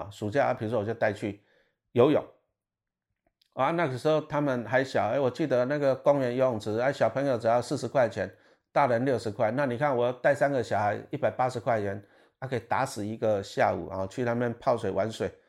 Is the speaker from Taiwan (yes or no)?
yes; Taiwan; 我们台湾人很喜欢仇富，其实这个我不喜欢。